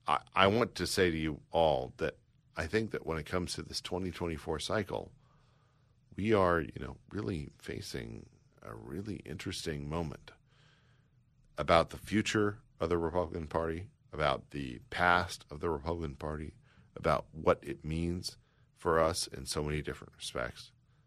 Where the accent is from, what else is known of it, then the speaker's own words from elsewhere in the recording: Charleston, South Carolina, United States; You know, look, I am from South Carolina. I grew up there. I grew up in, Charleston specifically